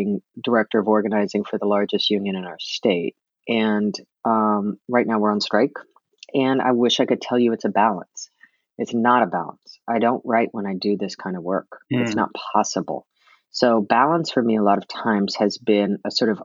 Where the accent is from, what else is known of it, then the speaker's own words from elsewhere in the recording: New York, United States; now in Oregon, United States; I was raised in New York